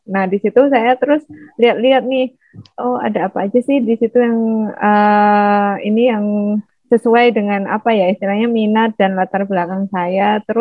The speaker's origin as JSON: {"language": "Indonesian", "town": "Surabaya", "region": "East Java", "country": "Indonesia", "accent": "Javanese", "moved": "as an adult", "lives_now": "Padang, Indonesia", "said": "Oh ya, asal saya dari Surabaya, Jawa Timur. Makanya logatnya agak Jawa."}